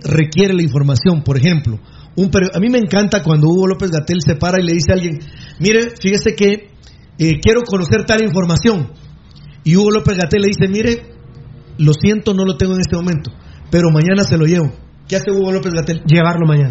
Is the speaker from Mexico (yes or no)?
no; Guatemala; Yo soy un guatemalteco decente, honrado